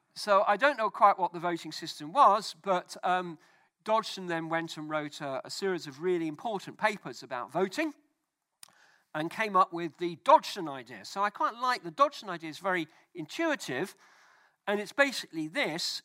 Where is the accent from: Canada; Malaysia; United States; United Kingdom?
United Kingdom